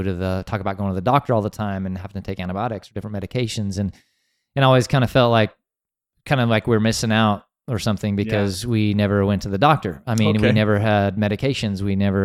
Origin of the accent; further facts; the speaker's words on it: Wyoming, United States; Yeah, I grew up in some small towns in Wyoming, and so most of my years I grew up there. We moved around a little bit.